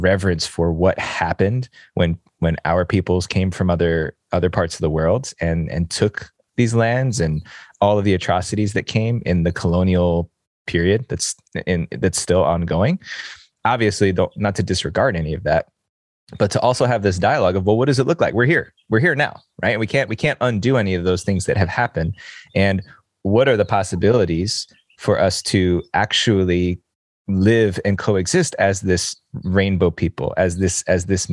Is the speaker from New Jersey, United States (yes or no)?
yes; New Jersey, United States; I was born here. I was born in New Jersey, right outside of New York City